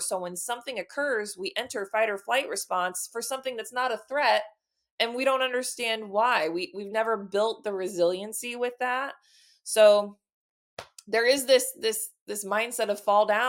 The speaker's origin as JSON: {"language": "English", "region": "Texas", "country": "United States", "moved": "yes", "lives_now": "Illinois, United States", "said": "I'm originally from Texas. I just live in Illinois now"}